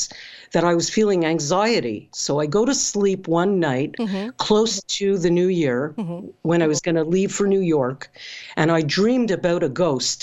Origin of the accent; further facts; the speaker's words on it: Canada; I'm Canadian